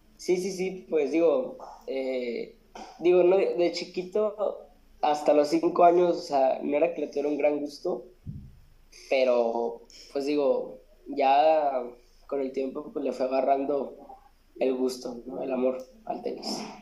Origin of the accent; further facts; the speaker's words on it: Monterrey, Nuevo León, Mexico; Soy de Monterrey, eh, Monterrey Nuevo León.